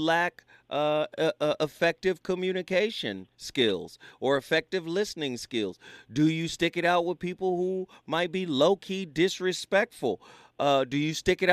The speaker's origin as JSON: {"language": "English", "town": "Pasadena", "region": "California", "country": "United States", "tie": "born or raised there", "said": "my hometown, Pasadena"}